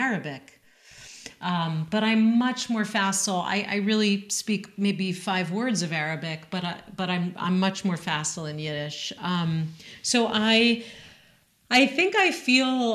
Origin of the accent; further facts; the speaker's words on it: Western Massachusetts, United States; I was raised in Western Massachusetts in an Ashkenazi shul and day school